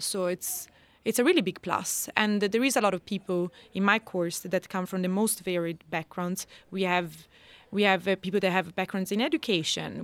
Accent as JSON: {"language": "English", "country": "Italy", "tie": "born or raised there", "also_born_or_lived": "Scotland / Ireland", "moved": "as an adult", "lives_now": "Sweden", "said": "I was raised in Italy"}